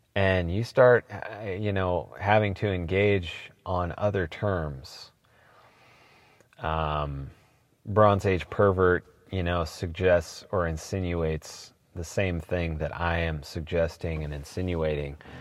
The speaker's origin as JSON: {"language": "English", "town": "Portland", "region": "Oregon", "country": "United States", "tie": "born or raised there", "said": "I am from Portland, born and raised, seventh generation"}